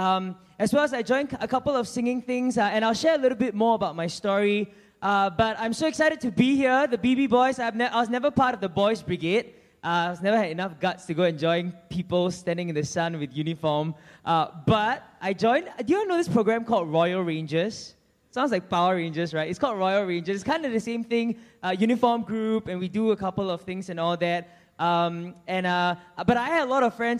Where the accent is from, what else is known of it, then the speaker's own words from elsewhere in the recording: Singapore; I am from the other side of Singapore.